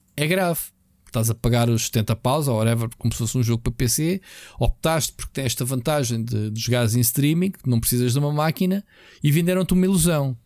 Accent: Portugal; Nós, como portugueses, latinos

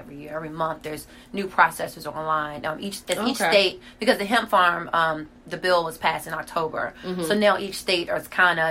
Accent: Greenville, South Carolina, United States; I'm from Greenville, South Carolina

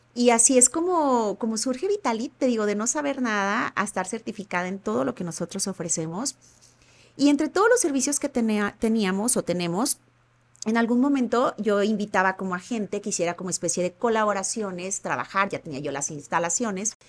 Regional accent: Ahuacatlán, Nayarit, Mexico; also born or lived in Tepic; nací aquí en Tepic y viví en Santa Isabel, municipio de Aguacatlán

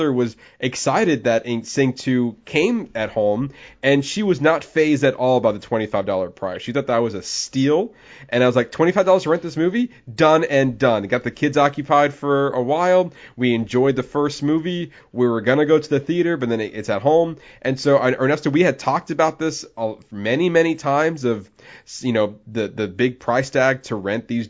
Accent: Florida, United States; I'm mainly born and raised in Florida.

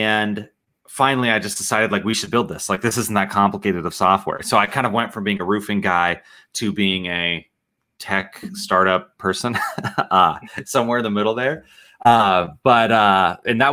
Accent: Nebraska, United States; I am from Nebraska

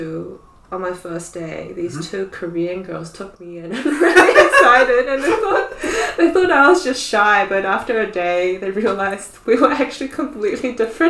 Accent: Auckland, New Zealand; English is a second language; also born or lived in China; I moved around a bit. So I was born in New Zealand too.

